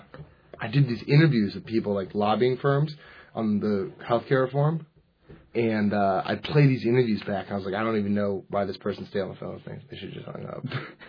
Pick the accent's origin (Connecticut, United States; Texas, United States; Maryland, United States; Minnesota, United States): Maryland, United States; Bethesda; moved away; I'm originally from Bethesda, Maryland.